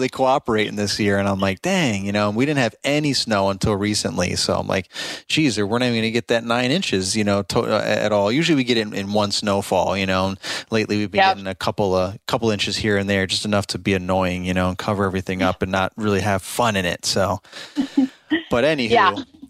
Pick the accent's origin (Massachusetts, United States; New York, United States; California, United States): New York, United States; Albany; also born or lived in Utica, New York; I'm from Albany, New York